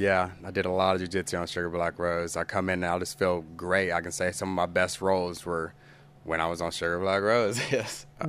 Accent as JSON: {"language": "English", "town": "Tulsa", "region": "Oklahoma", "country": "United States", "tie": "born or raised there", "also_born_or_lived": "Owasso, Oklahoma", "said": "I grew up here in Tulsa"}